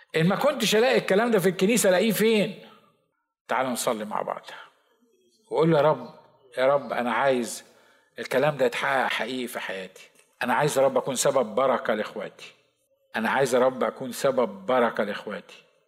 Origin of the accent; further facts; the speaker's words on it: Egypt; احنا برضو مصريين